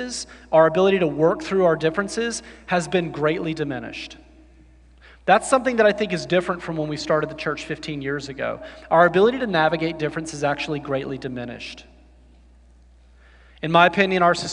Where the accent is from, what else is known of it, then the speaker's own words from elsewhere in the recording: the South, United States; I grew up in the South and went to college in the South